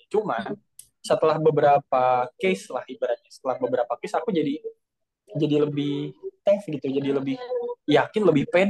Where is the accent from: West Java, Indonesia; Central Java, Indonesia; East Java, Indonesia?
West Java, Indonesia; Bandung; tapi let's say daerahku lah di Bandung itu kajian-kajian ceramah segala macam tuh wah membludak banyak banget